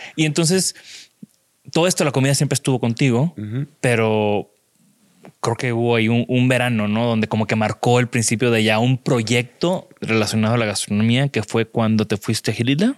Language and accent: Spanish; Tampico, Tamaulipas, Mexico; yo soy de Tampico, yo ah. conozco muy bien esa humedad de la Huasteca